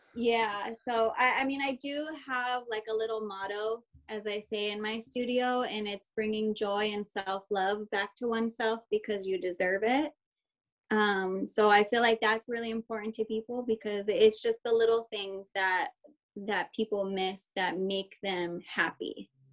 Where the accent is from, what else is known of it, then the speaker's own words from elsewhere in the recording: Chino, California, United States; also born or lived in Ontario, California; I grew up here, so I'm from Chino, like surrounding area, maybe Ontario